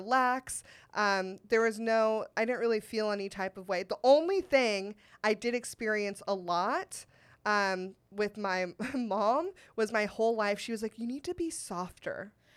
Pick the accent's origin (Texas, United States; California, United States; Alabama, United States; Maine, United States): California, United States; Sacramento; I went to Saint Ignatius in Sacramento